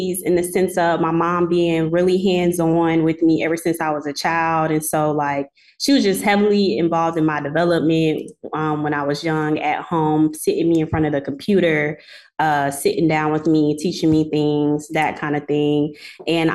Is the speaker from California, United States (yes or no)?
no; Columbia, South Carolina, United States; also born or lived in Sumter, South Carolina / Rock Hill, South Carolina; I am from South Carolina, Columbia, to be exact. Well, I was born in Sumter, so my stumping grounds are really in Sumter, South Carolina, but Columbia is home too.